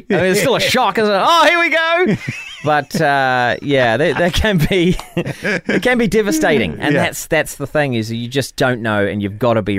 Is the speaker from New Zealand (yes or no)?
yes; New Zealand; we might come from this place, you know, next stop Antarctica